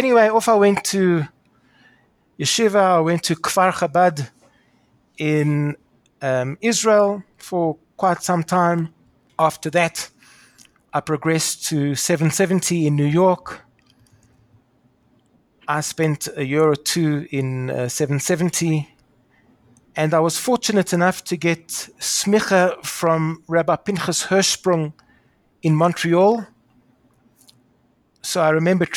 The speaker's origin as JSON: {"language": "English", "town": "Pretoria", "region": "Gauteng", "country": "South Africa", "tie": "born or raised there", "accent": "somewhere between Australian and British", "said": "I'm a South African, in case you're wondering where my strange accent, somewhere between a bad Australian accent and an even worse British accent, comes from. I was born in Pretoria. I went to school in Pretoria."}